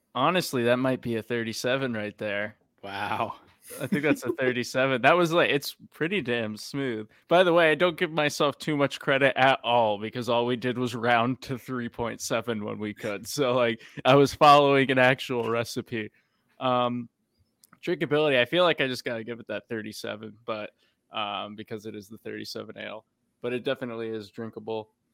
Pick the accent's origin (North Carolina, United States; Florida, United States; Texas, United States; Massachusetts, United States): Massachusetts, United States; moved away; growing up in Mass